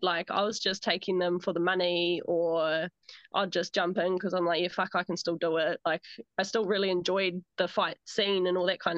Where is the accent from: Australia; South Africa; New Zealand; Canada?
New Zealand; Rotorua, Bay of Plenty; now in Auckland, New Zealand; I grew up in Rotorua